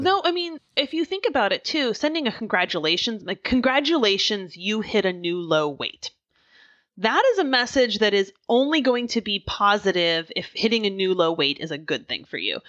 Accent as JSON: {"language": "English", "region": "Oregon", "country": "United States", "tie": "born or raised there", "moved": "yes", "lives_now": "Philadelphia, United States", "said": "I grew up in Oregon"}